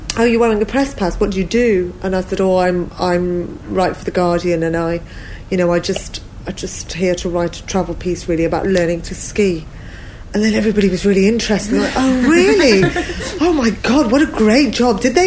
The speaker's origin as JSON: {"language": "English", "region": "London", "country": "United Kingdom", "said": "I'm from London"}